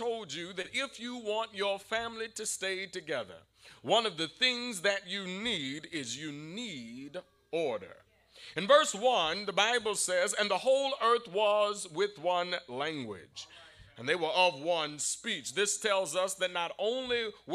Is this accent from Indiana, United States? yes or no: no; Savannah, Georgia, United States; growing up in Savannah